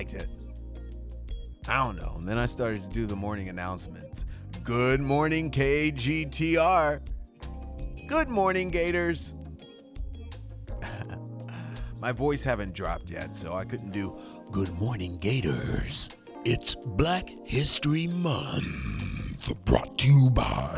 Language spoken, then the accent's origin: English; Shreveport, Louisiana, United States; I grew up in Louisiana, Shreveport